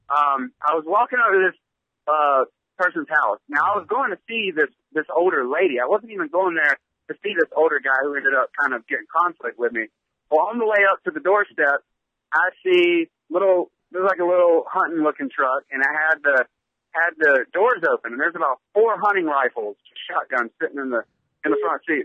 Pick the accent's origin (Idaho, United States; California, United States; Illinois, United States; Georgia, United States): Georgia, United States; I'm from Georgia